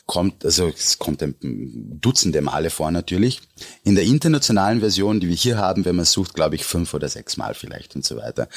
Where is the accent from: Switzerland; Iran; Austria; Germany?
Austria; mir als Österreicher